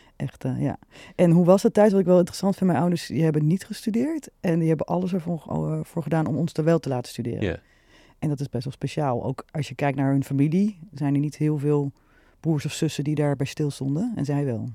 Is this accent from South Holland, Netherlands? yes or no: no; Nieuwegein, Utrecht, Netherlands; Ik ben echt geboren Utrecht. Getogen Nieuwegein